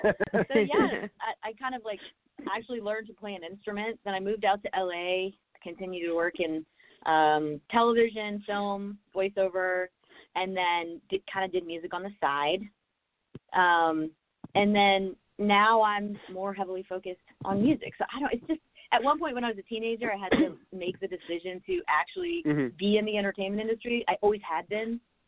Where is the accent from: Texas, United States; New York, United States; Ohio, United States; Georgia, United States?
Georgia, United States; Atlanta; Sure. Yeah, I'm from Atlanta, Georgia, born and raised. And I was raised in sort of an entertainment family.